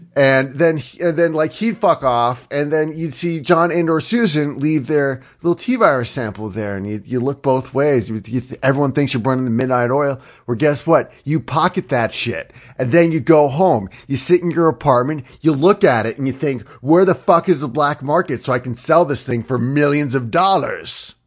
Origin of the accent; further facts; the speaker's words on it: Northeastern United States, United States; I'm from the Northwestern United, I'm sorry, the Northeastern United States.